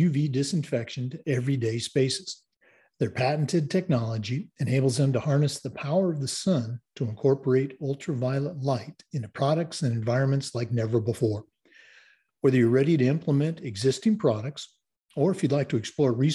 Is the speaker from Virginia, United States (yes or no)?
no; Oregon, United States; moved away; my home state, the great state of Oregon